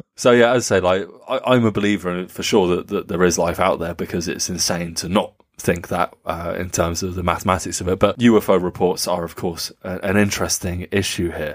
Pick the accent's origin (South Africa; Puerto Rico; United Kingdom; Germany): Germany; Nuremberg, Bavaria; over the skies of Nuremberg, uh, my hometown